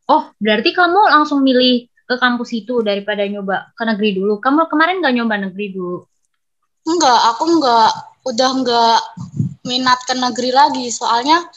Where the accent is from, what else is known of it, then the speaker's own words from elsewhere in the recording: Indonesia; Kita kan sama-sama orang Indo. Meskipun kita keturunan Cina kan kita lahirnya di Indo gitu loh.